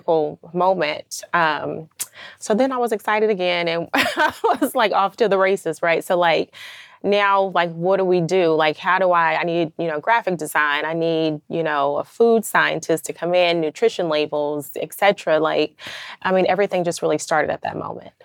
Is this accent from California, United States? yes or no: yes; California, United States; moved away as an adult; now in Atlanta, United States; I'm from California originally